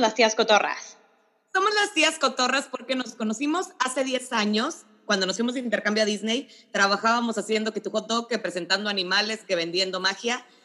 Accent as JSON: {"language": "Spanish", "town": "Monclova", "region": "Coahuila", "country": "Mexico", "moved": "yes", "lives_now": "Monterrey, Mexico", "said": "soy de Monclova, pero los saludo desde Monterrey, Nuevo León"}